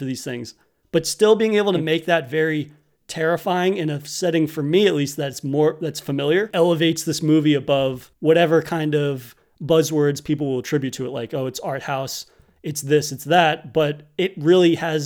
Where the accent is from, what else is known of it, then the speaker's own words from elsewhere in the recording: New England, United States; growing up in New England, you inevitably end up in the woods